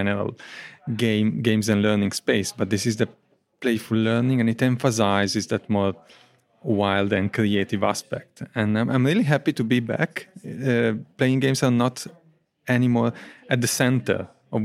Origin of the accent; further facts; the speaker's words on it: Italy; now in Coventry, United Kingdom; I'm natively from Italy.